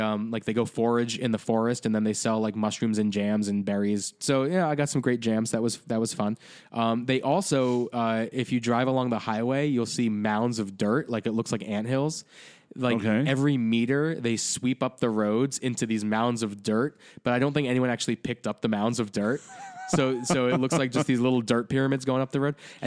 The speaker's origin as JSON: {"language": "English", "country": "United States", "accent": "American", "said": "As an American"}